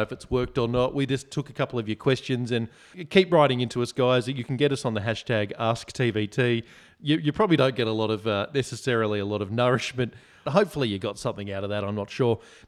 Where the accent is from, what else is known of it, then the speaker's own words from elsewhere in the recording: Bondi, New South Wales, Australia; We grew up in Bondi, and Bondi Road, for any listeners that don't know, very busy street, bumper to bumper a lot of the time.